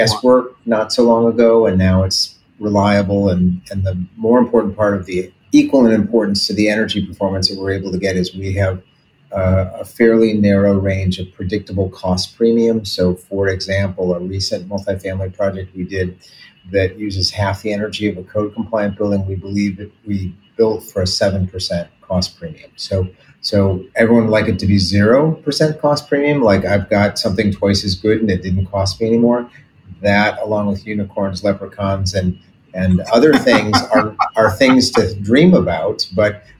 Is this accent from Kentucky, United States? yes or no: no; Detroit, Michigan, United States; I grew up in Detroit, Michigan